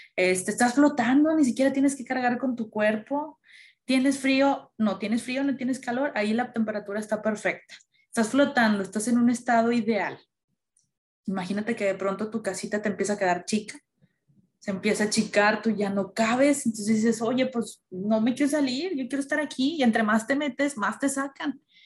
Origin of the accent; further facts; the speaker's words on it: Mexico; Como mexicanos tenemos las calaveritas y todo eso